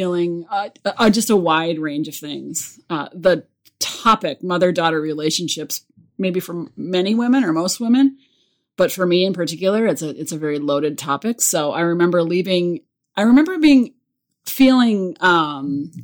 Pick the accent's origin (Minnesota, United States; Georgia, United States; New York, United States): Minnesota, United States; Bloomington; moved away; I grew up in Minnesota and I couldn't wait to get out